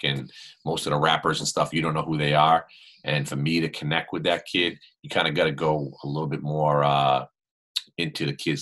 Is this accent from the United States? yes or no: yes; Boston, Massachusetts, United States; I grew up in Boston